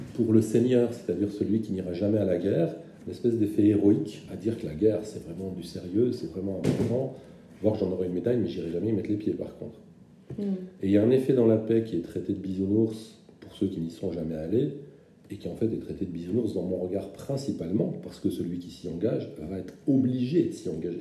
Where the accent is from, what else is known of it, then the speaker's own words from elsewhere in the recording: German-speaking Moselle, Grand Est, France; je viens de Moselle germanophone